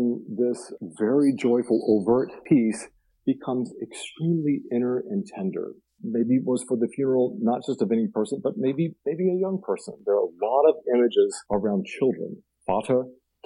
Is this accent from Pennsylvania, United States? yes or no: no; Blue Ridge Mountains of Virginia, United States; I grew up in near the Blue Ridge Mountains of Virginia